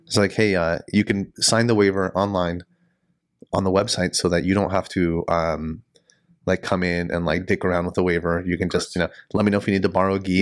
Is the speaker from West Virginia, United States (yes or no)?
no; San Diego, California, United States; now in Sacramento, United States; I'm from San Diego, and, you know, to me, it, growing up in San Diego